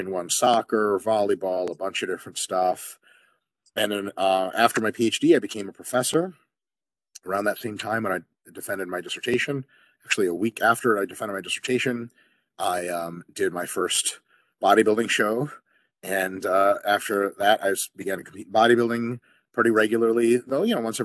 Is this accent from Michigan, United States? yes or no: yes; Detroit, Michigan, United States; also born or lived in Moscow, Russia; I grew up around the Detroit area in the United States in the state of Michigan.